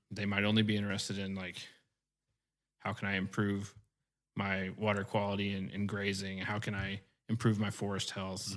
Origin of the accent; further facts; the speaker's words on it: Marthasville, Missouri, United States; moved away as an adult; also born or lived in Northwest Kansas / Little Rock area, Arkansas; now in Cabot, United States; I actually grew up in Warren County, Missouri, in the little town of Marthasville